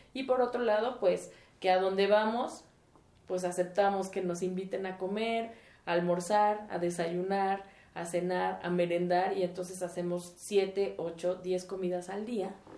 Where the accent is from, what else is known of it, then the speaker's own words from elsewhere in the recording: Mexico; el mantener nuestra identidad eh, familiar y como mexicanos